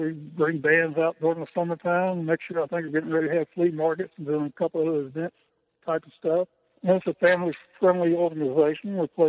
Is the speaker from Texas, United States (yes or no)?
no; Winston-Salem, North Carolina, United States; moved away as an adult; also born or lived in Smith Mountain Lake, Virginia; now in Virginia, United States; Well, originally I'm from Winston-Salem, North Carolina. We're moving to Smith Mountain Lake